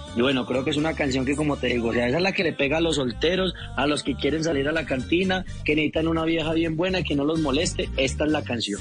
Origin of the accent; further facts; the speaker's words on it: Bello, Antioquia, Colombia; now in Bogotá, Colombia; yo soy nacido en Bello Antioquia